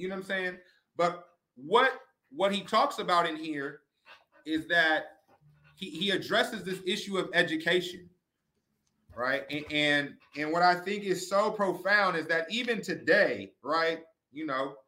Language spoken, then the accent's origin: English; San Francisco, California, United States; also born or lived in Santa Rosa; now in Sacramento, United States; I'm from the Bay Area, San Francisco and Santa Rosa